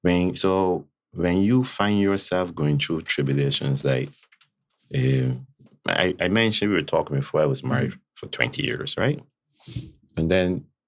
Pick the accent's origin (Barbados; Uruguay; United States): Barbados; accent: Bajan; I love my country. I love my Bayesian accent. I love my Bayesian culture, my roots